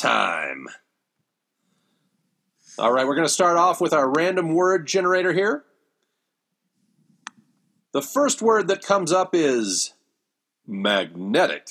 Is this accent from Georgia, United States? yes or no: no; Ohio, United States; growing up in Ohio